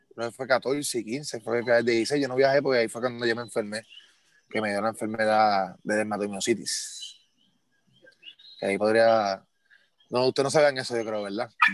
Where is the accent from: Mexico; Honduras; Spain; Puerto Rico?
Puerto Rico; como todo boricua, nosotros somos demasiado orgullosos